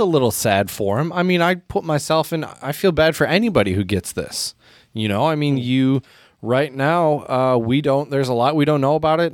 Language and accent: English; United States; as an American